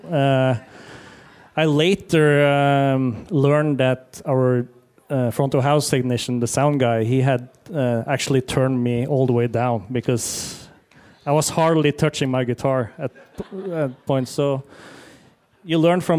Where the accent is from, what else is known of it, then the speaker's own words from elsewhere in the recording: Ukraine; English is a second language; I'm from Ukraine